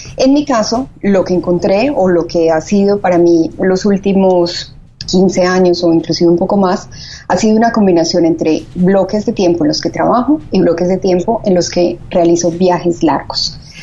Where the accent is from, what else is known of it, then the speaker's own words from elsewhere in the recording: Medellín, Antioquia, Colombia; moved away as an adult; also born or lived in Bogotá / Spain / Mexico City; now in Miami, United States; originalmente somos de Medellín, vivimos también en Bogotá, yo viví en un tiempo en España